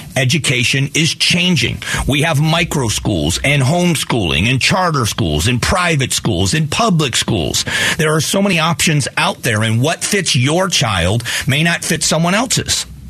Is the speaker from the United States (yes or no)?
yes; Fort Myers, Florida, United States; moved away as an adult; now in Arizona, United States; I was raised in Southwest Florida. I've been out here since 1995, but return home often